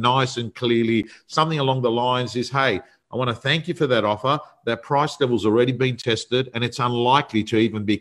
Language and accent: English; Sydney, New South Wales, Australia; It was a suburb I was brought up in. I was brought up actually on Holmesdale Street